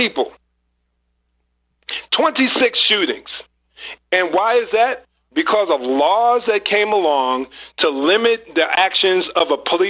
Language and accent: English; New Jersey, United States; I'm born and raised in New Jersey, right outside of New York. A rock's throw away from New York.